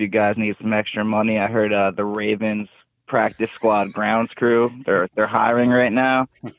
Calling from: New Jersey, United States; calling from New Jersey.

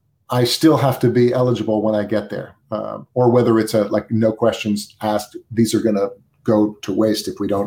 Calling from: New York City, New York, United States; I'm calling from Brooklyn, New York

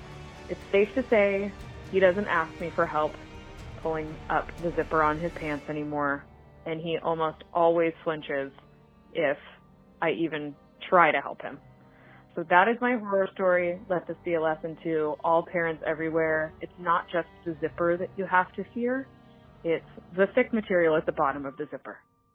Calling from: Clayton, California, United States; I am calling from Clayton, California

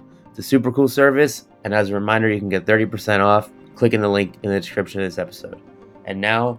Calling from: Queens, New York, United States; In the city, in Queens.

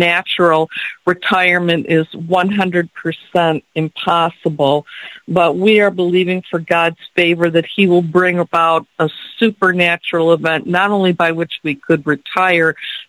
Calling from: Michigan, United States; from Michigan.

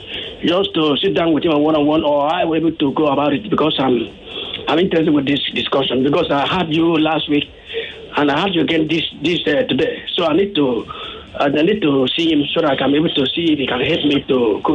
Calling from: Lagos, Nigeria; I'm calling from Apapa, Yare.

